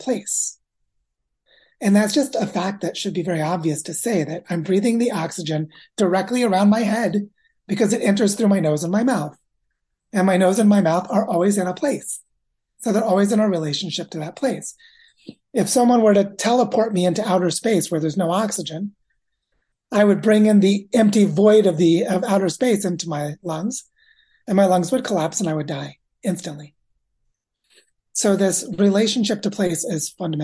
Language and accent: English; Missouri, United States; I grew up in the state of Missouri